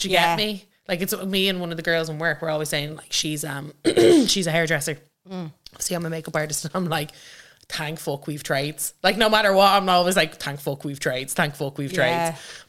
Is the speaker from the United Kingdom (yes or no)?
yes; Glasgow, Scotland, United Kingdom; I'm from Glasgow and I'm known in my skill for being a bit off my rocker.